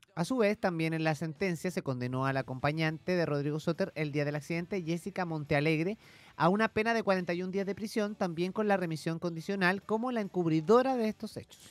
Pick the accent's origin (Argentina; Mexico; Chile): Chile; como chilenos